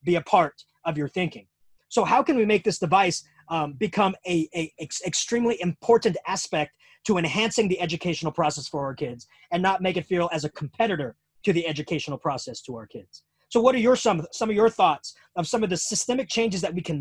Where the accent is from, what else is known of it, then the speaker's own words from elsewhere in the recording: United States; being American